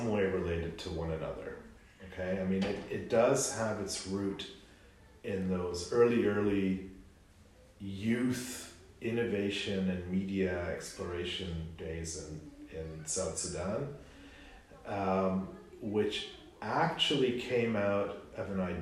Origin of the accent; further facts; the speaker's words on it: Canada; as a Canadian